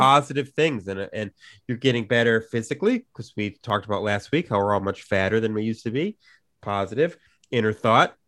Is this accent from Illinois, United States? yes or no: yes; Chicago, Illinois, United States; growing up in Chicago, you know, in the Chicago area